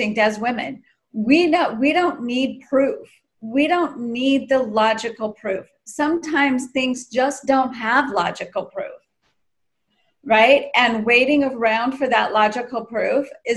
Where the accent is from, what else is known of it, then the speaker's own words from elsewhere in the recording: United States; growing up in the States